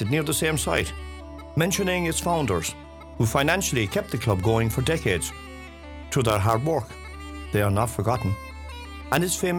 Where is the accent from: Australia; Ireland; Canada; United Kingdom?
Ireland; Ballybunion, County Kerry; our famous Ballybunion golf course in my hometown of Ballybunion